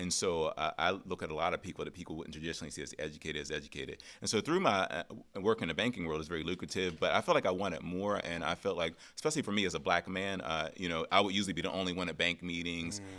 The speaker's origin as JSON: {"language": "English", "town": "Pittsburgh", "region": "Pennsylvania", "country": "United States", "tie": "born or raised there", "said": "I grew up in Pittsburgh, single family home"}